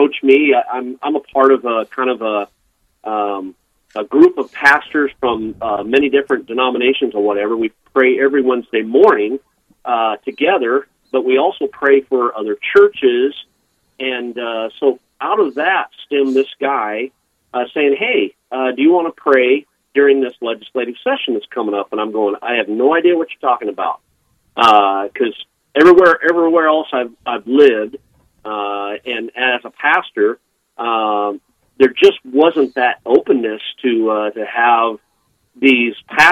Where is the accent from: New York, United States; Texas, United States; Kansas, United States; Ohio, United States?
Kansas, United States; Wichita; also born or lived in Eugene, Oregon; now in Bismarck, United States; I grew up in Wichita, Kansas